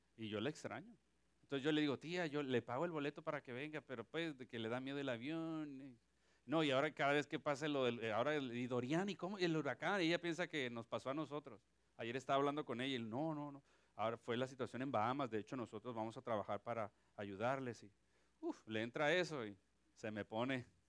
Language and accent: Spanish; Mexico; now in Ponce, Puerto Rico; Soy mexicano y tengo sangre de Pancho Villa.